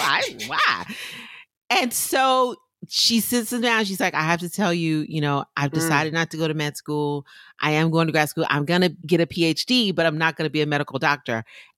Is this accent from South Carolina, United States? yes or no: yes; South Carolina, United States; I'm from South Carolina.